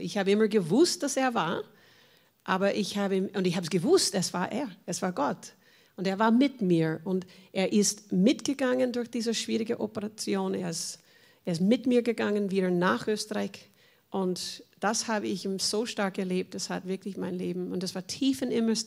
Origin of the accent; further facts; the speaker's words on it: United States; German is a second language; now in Vienna, Austria; ich komme aus Amerika